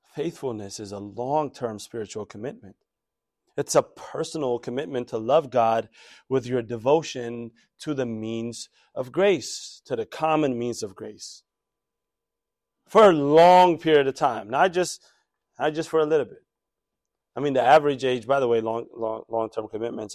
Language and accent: English; DMV, United States; When I was growing up around here, by the way, it used to be a suburb